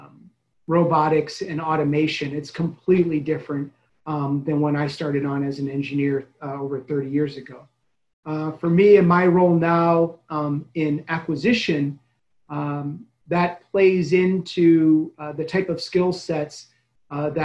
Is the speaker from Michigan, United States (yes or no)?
no; Chicago, Illinois, United States; moved away; I'm originally from the Chicago area